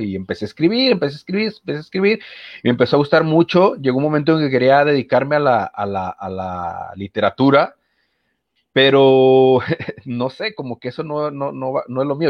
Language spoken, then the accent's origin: Spanish; Manzanillo, Colima, Mexico; yo soy de Manzanillo, Colima